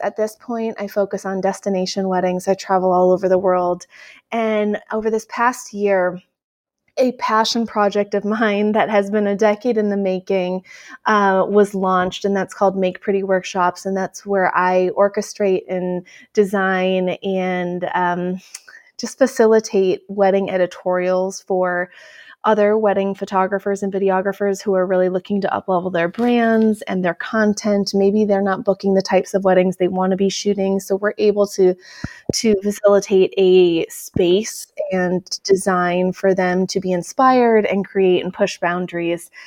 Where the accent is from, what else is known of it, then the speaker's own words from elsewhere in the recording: Midwest, United States; I'm originally from the Midwest